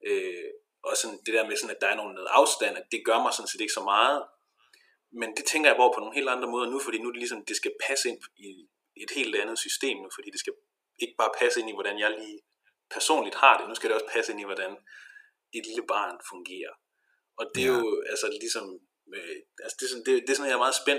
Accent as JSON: {"language": "Danish", "country": "Denmark", "moved": "yes", "lives_now": "Viborg, Denmark", "said": "halvanden time eller sådan noget med tog fra, fra Viborg til Hure, hvor jeg er fra."}